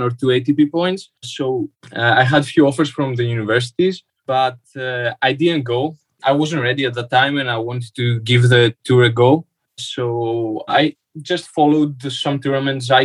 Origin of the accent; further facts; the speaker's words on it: Athens, Attica, Greece; I'm from Athens, Greece